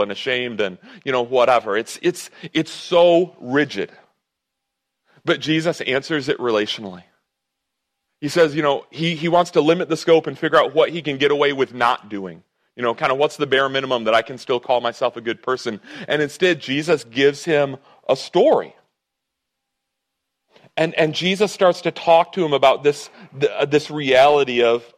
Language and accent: English; United States; I'm American